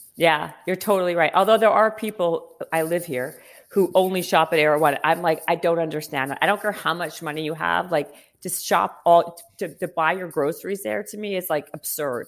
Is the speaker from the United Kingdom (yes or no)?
no; Winnipeg, Manitoba, Canada; moved away; also born or lived in Toronto; I'm from, well, Winnipeg and then Toronto